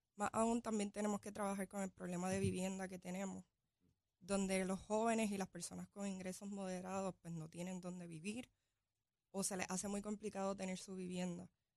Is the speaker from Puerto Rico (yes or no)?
yes; Barceloneta, Puerto Rico; Soy de Barceloneta, soy natural de Barceloneta, capitana de Arecibo